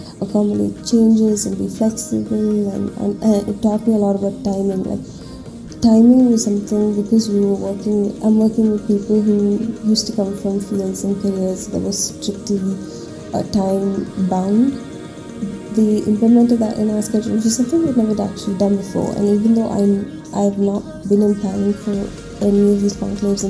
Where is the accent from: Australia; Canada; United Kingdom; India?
India; Bangalore, Karnataka; I was born and brought up in Bangalore